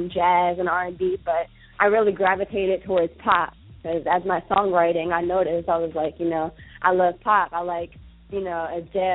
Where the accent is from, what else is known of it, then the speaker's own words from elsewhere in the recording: Virginia, United States; now in New York, United States; my hometown of Virginia